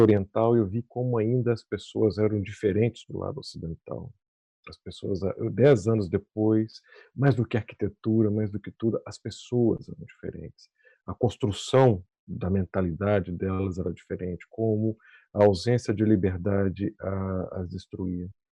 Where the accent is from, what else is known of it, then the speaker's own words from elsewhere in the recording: Brazil; nós, como brasileiros